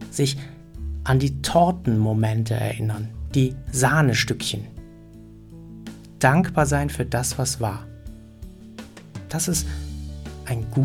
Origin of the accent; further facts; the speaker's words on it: Germany; Ich meine, als Deutscher und Schweizer muss ich ja andauernd entscheiden, wer in was besser ist.